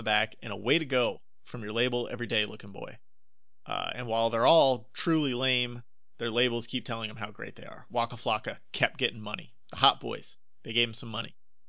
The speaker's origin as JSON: {"language": "English", "region": "Northern Florida", "country": "United States", "tie": "born or raised there", "said": "I remember when I was growing up in Northern Florida"}